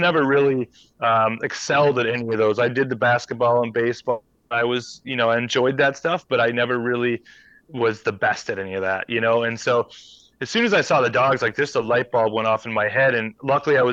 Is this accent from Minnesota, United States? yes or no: yes; Minnesota, United States; moved away as an adult; now in Alaska, United States; as a kid growing up in Minnesota.